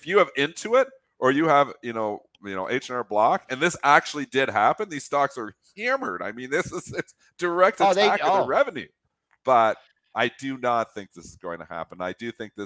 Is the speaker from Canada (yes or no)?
yes; Canada; So I'm Canadian.